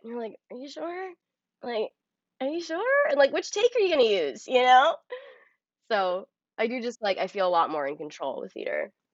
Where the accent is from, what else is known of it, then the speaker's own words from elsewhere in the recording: New York City, New York, United States; I grew up on the Upper West Side